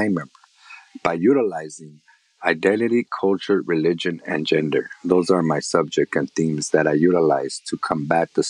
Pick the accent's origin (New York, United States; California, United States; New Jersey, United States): California, United States; Los Angeles; growing up in East Los Angeles, Boyle Heights